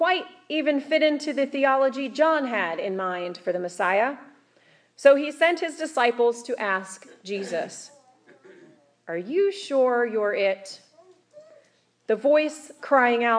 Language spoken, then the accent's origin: English; Kansas, United States; growing up in Kansas